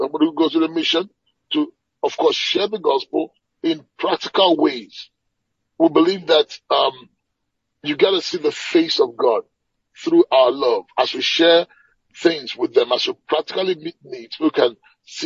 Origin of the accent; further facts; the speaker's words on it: Nigeria; moved away as an adult; now in Atlanta, United States; I'm a Nigerian by birth. Okay, I grew up in Nigeria, but I've left Nigeria